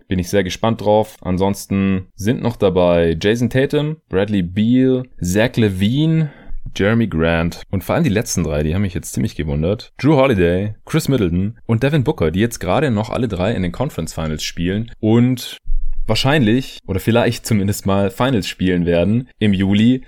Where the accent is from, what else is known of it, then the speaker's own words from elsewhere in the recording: Stuttgart, Baden-Württemberg, Germany; moved away; in meine alte Heimat fahren, nach Stuttgart